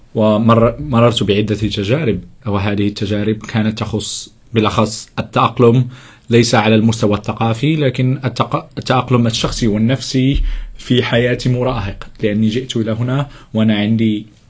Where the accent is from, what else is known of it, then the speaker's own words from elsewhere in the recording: Casablanca, Casablanca-Settat, Morocco; أنا من المغرب من الدار البيضاء